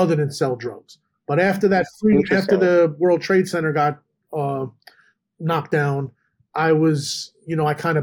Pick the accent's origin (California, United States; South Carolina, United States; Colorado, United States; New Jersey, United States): New Jersey, United States; Edison; also born or lived in Manhattan, New York; In New Jersey, and in Edison